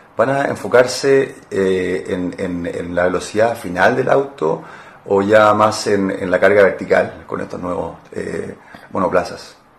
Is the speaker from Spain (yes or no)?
no; Mexico; soy mexicana